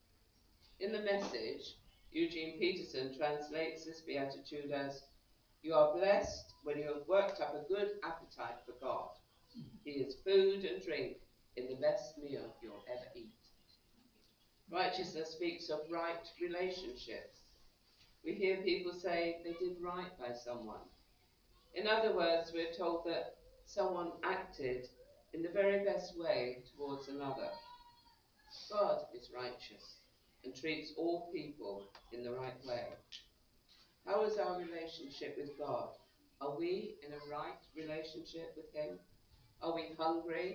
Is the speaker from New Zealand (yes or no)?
no; England, United Kingdom; accent: English; moved away; also born or lived in Philadelphia; my nice English accent